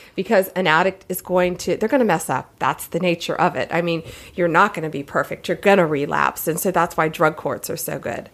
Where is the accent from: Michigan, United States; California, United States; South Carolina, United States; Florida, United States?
Florida, United States; Tampa; I'm from Central Florida. I'm from Tampa Bay